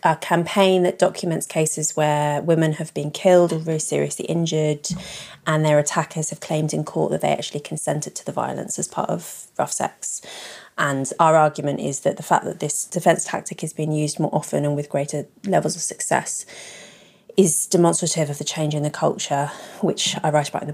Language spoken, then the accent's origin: English; London, United Kingdom; I grew up in London.